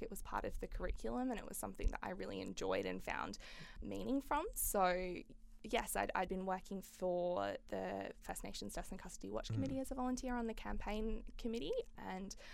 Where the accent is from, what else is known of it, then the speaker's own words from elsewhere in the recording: Fremantle, Western Australia, Australia; I grew up in Fremantle.